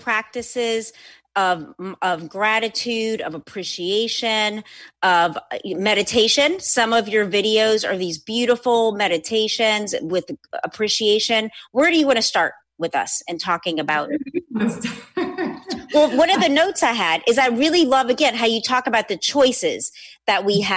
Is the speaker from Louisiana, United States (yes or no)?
yes; New Orleans, Louisiana, United States; also born or lived in Los Angeles; I live and work in both places, born and raised in New Orleans